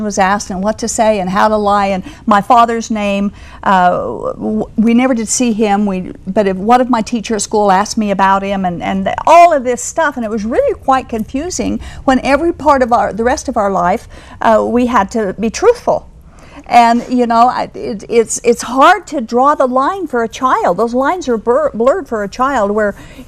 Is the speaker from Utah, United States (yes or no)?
yes; Utah, United States; I was born and raised in the Kingston Polygamy Group here in Utah